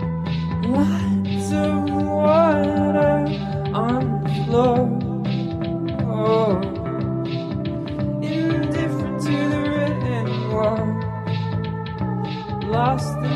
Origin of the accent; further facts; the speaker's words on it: Montreal, Quebec, Canada; moved away; That's my hometown